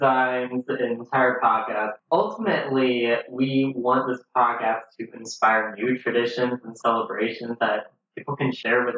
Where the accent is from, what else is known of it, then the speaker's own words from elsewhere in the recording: Southern, United States; we are both Southern